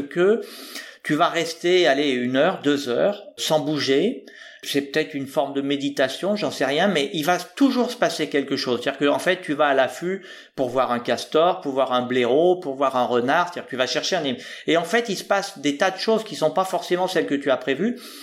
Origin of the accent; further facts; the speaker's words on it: Haute-Loire, Auvergne-Rhône-Alpes, France; now in Rochefort, France; je suis originaire de Haute-Loire